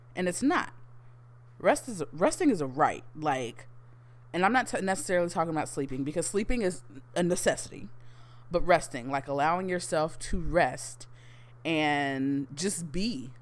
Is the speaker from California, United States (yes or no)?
no; Houston, Texas, United States; born and raised in Houston, Texas